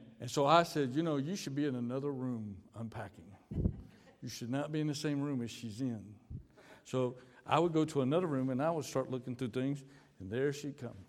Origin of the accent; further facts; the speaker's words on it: United States; moved away as an adult; now in Dominican Republic; We're from the United States